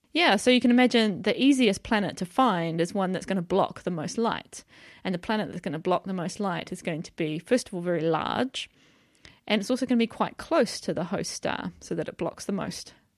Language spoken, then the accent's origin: English; New Zealand; moved away as an adult; now in York, United Kingdom; I come from New Zealand, which is where I did my undergraduate study, my P H D